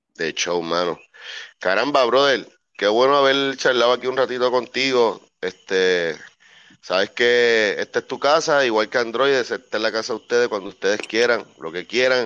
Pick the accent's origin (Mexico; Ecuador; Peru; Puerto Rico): Puerto Rico; Puerto Rico, mi tierra amada